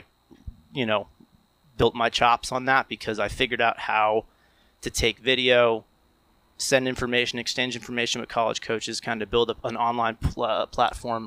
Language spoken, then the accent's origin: English; Morris County, New Jersey, United States; growing up in Morris County